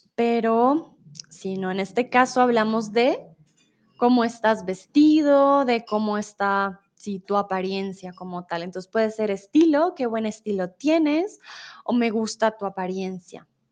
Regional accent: Colombia; soy de Colombia

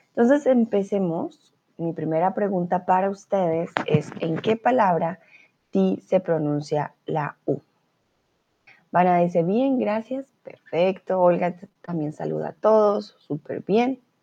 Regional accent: Colombia; first language Spanish; now in Germany; yo soy de Colombia

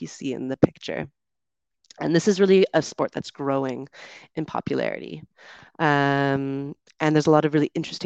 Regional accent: Canada; moved away; also born or lived in United Kingdom; It might be my accent. I'm from Canada, and so we do tend to enunciate a bit more, I think.

